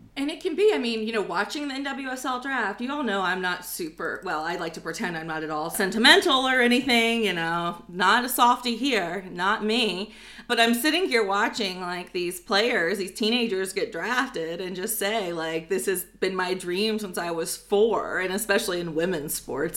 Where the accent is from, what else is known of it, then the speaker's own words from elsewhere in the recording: United States; I'm American